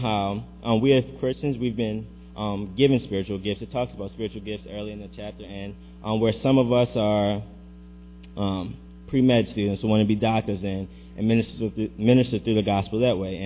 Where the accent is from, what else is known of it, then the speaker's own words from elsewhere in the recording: Baltimore, Maryland, United States; I'm from Baltimore